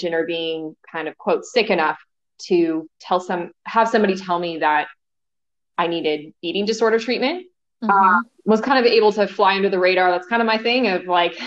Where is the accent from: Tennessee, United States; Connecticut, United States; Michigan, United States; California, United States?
California, United States; Los Angeles; now in Charlotte, United States; I grew up in Los Angeles, California